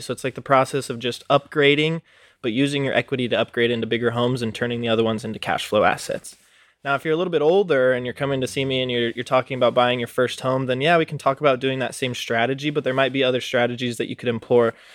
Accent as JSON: {"language": "English", "town": "Reno", "region": "Nevada", "country": "United States", "tie": "born or raised there", "also_born_or_lived": "Oregon", "moved": "yes", "said": "I was born and raised in Reno, Nevada"}